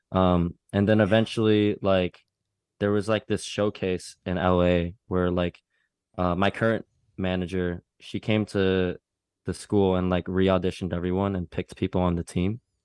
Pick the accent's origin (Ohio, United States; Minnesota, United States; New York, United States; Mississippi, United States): Minnesota, United States; growing up in the Midwest, I grew up in Minnesota